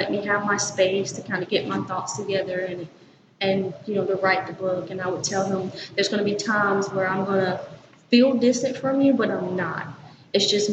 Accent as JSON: {"language": "English", "town": "Winnsboro", "region": "South Carolina", "country": "United States", "said": "From Winnsboro, South Carolina"}